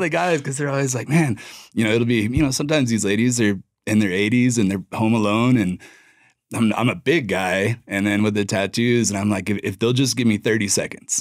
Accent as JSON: {"language": "English", "town": "Durango", "region": "Colorado", "country": "United States", "tie": "born or raised there", "also_born_or_lived": "Lubbock, Texas", "moved": "as an adult", "said": "I grew up in Durango"}